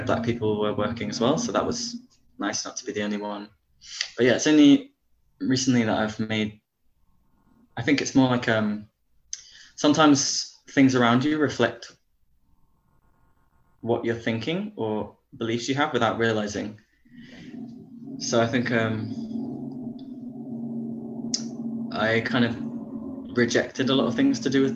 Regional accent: Dorset, South West England, United Kingdom; I'm from Dorset

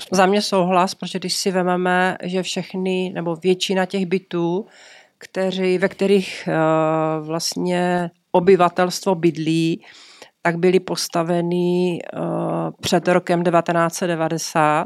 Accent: Czechia; My jsme Češi

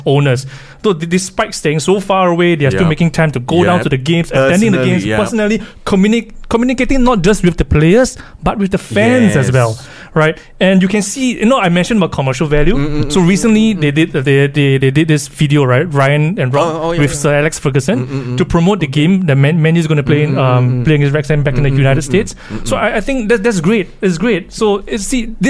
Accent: Singapore; as a Singaporean

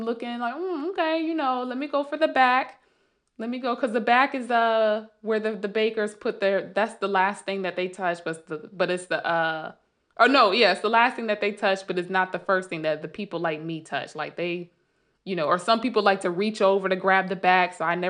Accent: Sandy Springs, Georgia, United States; And luckily I had the pleasure of living here and growing up in Sandy Springs, Dunwoody.

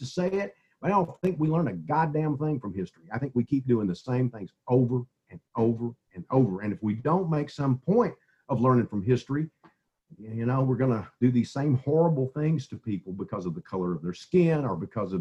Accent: East Texas, United States; I grew up in East Texas and I grew up in the 50s and 60s

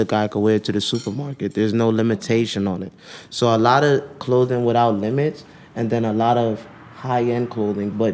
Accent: New York City, New York, United States; I'm from New York

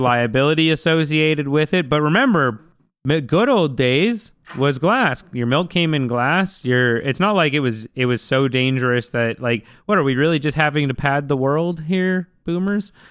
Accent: Vancouver, British Columbia, Canada; I grew up in Vancouver, and I grew up on, like, eating sushi

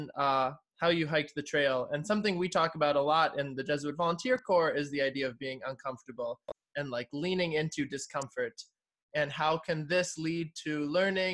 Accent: north of Milwaukee, Wisconsin, United States; moved away as an adult; now in Detroit, United States; I'm from Wisconsin. I'm from a little bit north of Milwaukee

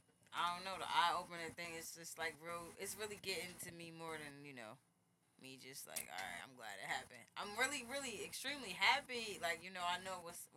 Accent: New Jersey, United States; But, yeah, I'm from Jersey.

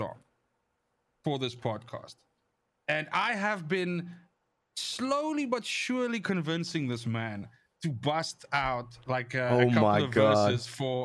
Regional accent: South Africa; as a South African

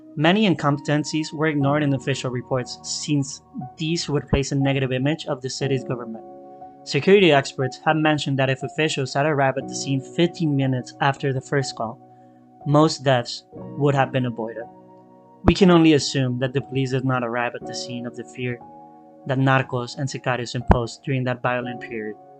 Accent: Mexico; I am from Mexico

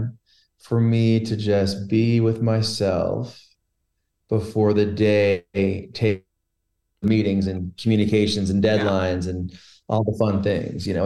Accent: Logy Bay, Newfoundland and Labrador, Canada; I grew up in Logie Bay, which was the end of a dirt road when I was a kid.

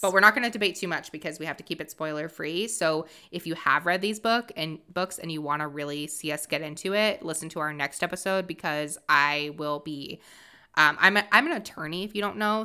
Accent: Massachusetts, United States; also born or lived in Rhode Island; I'm originally from Massachusetts

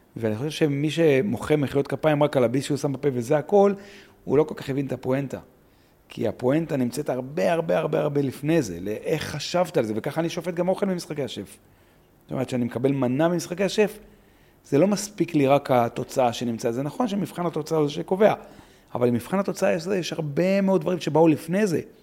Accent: Ma'alot-Tarshiha, Northern District, Israel; גדלתי במעלות

